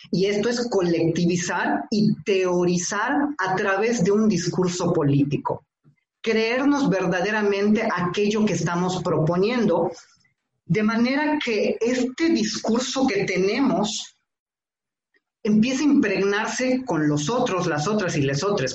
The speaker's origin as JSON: {"language": "Spanish", "town": "Tixméhuac", "region": "Yucatán", "country": "Mexico", "tie": "born or raised there", "said": "Yo nací en Tishmehuac, Yucatán, un municipio que está de Mérida como a dos horas"}